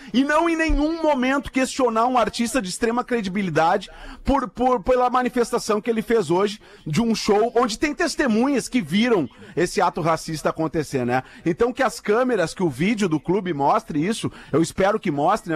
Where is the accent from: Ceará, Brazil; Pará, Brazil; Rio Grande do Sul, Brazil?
Rio Grande do Sul, Brazil; Porto Alegre; como gaúcho porto-alegrense